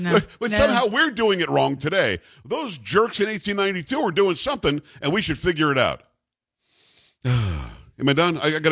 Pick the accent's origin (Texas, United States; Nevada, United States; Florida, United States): Florida, United States; South; moved away; I grew up in South Florida.